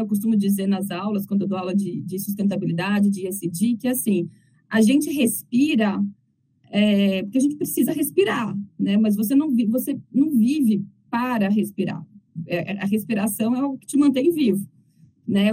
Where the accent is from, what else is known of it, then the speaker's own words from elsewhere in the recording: Cataguases, Minas Gerais, Brazil; moved away; also born or lived in Belo Horizonte; eu sou mineira, de uma cidade muito pequena. Né, toda vez que eu brinco que é uma cidade muito pequena do interior de Minas